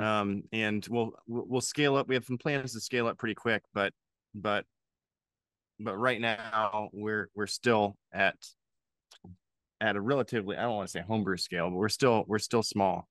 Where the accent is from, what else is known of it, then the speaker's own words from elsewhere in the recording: Pennsylvania, United States; now in Louisville, United States; I'm originally from Pennsylvania